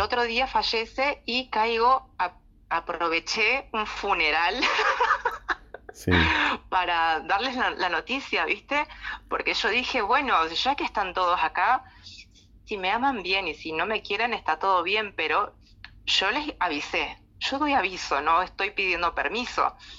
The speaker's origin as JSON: {"language": "Spanish", "region": "Salta", "country": "Argentina", "tie": "born or raised there", "moved": "as an adult", "lives_now": "La Plata, Argentina", "said": "yo nací en la ciudad de Salta en el año 92 me vine para acá"}